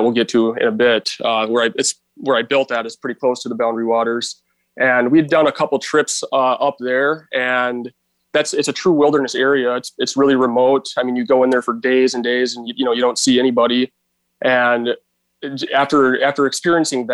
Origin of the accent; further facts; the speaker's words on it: Brainerd, Minnesota, United States; also born or lived in Duluth, Minnesota; we moved to a town, Brainerd, Minnesota. So that's kind of where I grew up